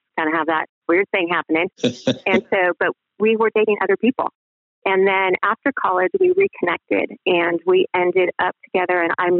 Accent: Pacific Northwest, United States; And growing up in the Pacific Northwest, my husband loves to saltwater fish.

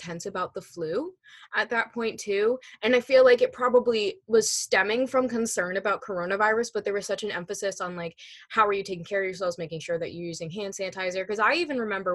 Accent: New Hampshire, United States; New Hampshire around my hometown

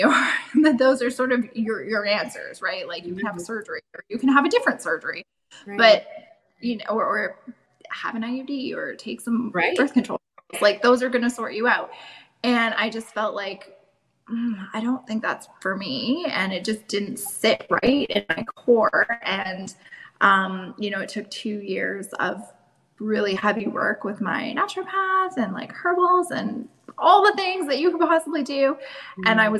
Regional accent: Canada; also born or lived in Germany; I'm from Canada here

